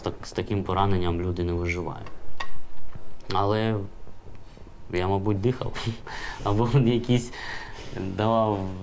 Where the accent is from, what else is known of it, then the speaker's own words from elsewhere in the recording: Oleshky, Kherson Oblast, Ukraine; Родом я, до речі, з Олешок. Раніше місто Цірюпинське воно називалось